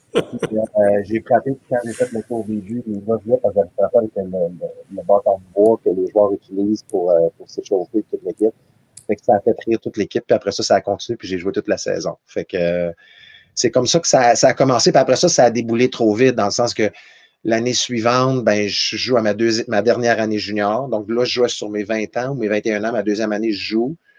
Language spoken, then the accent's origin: French; Val-d'Or, Quebec, Canada; moved away; Je suis de Val d'Or, une famille de quatre enfants